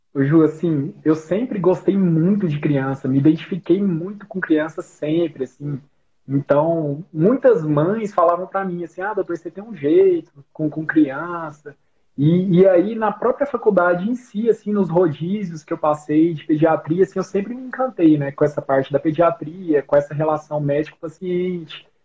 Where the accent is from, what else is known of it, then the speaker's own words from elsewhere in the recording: Rio Verde, Goiás, Brazil; accent: R puxado; moved away as an adult; also born or lived in Goiânia; now in Brasília, Brazil; eu sou de Rio Verde, Goiás. É, eu já mudei de lá já tem um bom tempo.